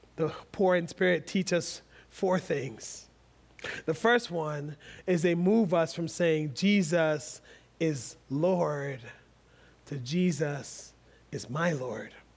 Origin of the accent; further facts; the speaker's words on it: United States; being American